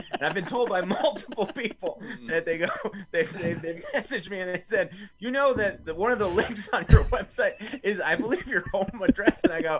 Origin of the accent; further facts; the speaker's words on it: Bloomfield, New Jersey, United States; I'm from Bloomfield, New Jersey, Essex County.